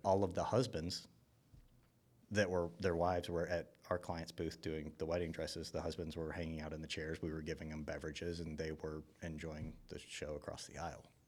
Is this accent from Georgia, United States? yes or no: yes; Buford, Georgia, United States; I grew up in Buford, you know, I mean, I used to hunt where the Mall of Georgia was